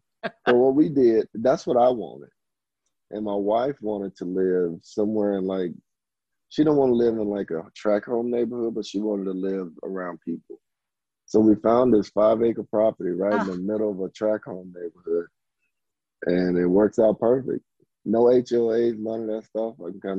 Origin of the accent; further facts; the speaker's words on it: the South, United States; just growing up in the South